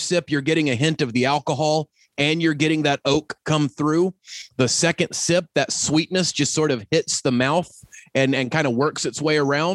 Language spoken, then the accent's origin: English; Blue Ridge Parkway, Appalachia, United States; I'm from the Blue Ridge Parkway